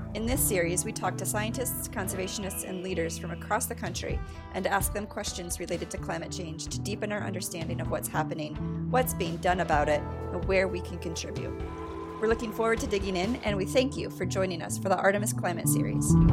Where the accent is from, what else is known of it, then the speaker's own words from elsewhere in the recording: Michigan, United States; I'm from Michigan as well